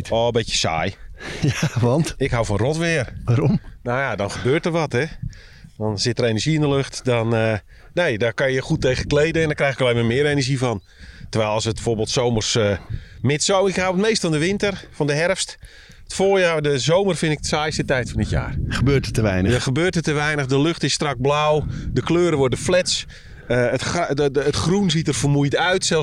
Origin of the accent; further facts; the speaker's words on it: North Holland, Netherlands; Nou, ik kom uit de Zaanstreek. Dat is ook precies datzelfde moeras. En hetzelfde type mens.